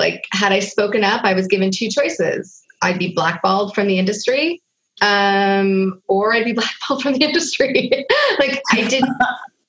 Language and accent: English; Hollywood, California, United States; you will have just heard my story about growing up in Hollywood